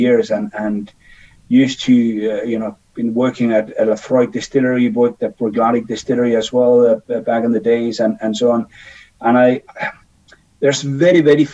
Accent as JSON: {"language": "English", "country": "Denmark", "tie": "born or raised there", "moved": "yes", "said": "I was born in Denmark back in the days, 54 years ago."}